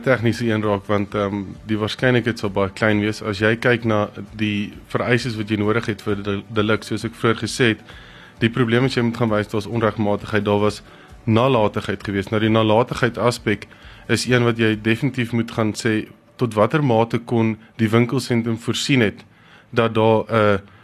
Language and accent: Afrikaans; Pretoria, Gauteng, South Africa; ek kom van Mille Park af